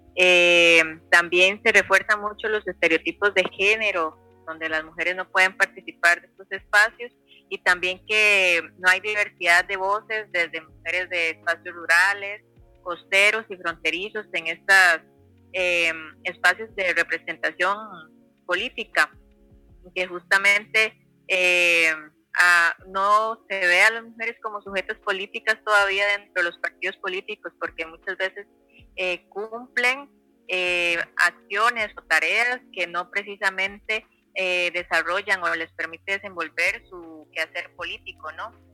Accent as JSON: {"language": "Spanish", "country": "Costa Rica", "also_born_or_lived": "Pococí", "said": "soy de Costa Rica"}